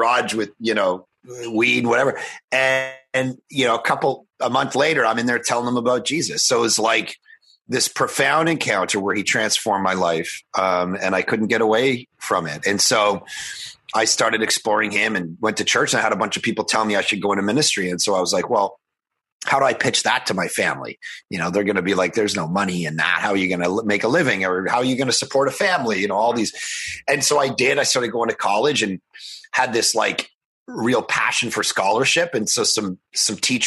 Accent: just outside of Toronto, Ontario, Canada; I was born just outside of Toronto, grew up in a totally non-Christian home.

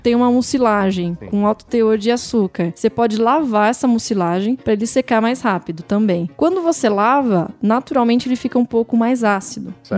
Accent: Paulínia, São Paulo, Brazil; eu sou de Paulínia

